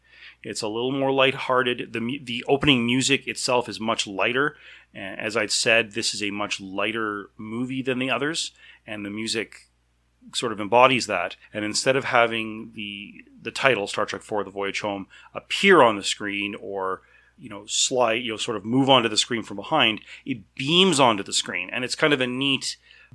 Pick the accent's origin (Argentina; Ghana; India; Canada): Canada; I'm Canadian